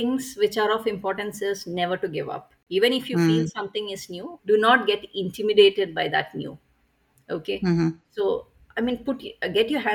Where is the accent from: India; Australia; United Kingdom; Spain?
India; Bangalore, Karnataka; I am from Bangalore, India